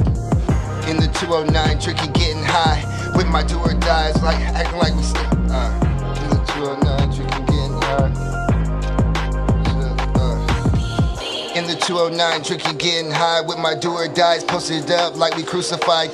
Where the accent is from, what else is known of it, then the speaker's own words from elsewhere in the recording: Stockton, California, United States; also born or lived in Fontana, California / Indiana; I grew up in Stockton. I was born in Fontana, California